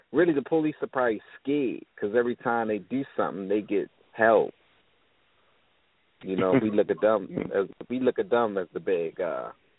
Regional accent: Baltimore, Maryland, United States; I'm from Baltimore City. Baltimore City, Maryland.

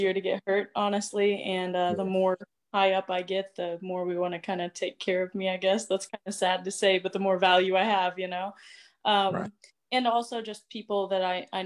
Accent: Springfield, Missouri, United States; moved away as an adult; now in Norfolk, United States; Hometown and basically where I'm originally from is Springfield, Missouri.

